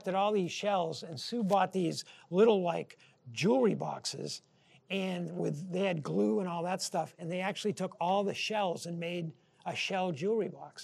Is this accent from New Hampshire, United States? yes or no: yes; New Hampshire, United States; moved away as an adult; our friends growing up in New Hampshire